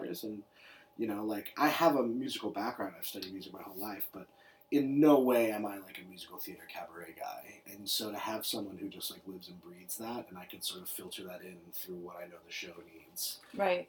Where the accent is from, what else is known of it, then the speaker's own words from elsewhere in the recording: New York City, New York, United States; I was born in New York City. Uh, born and raised.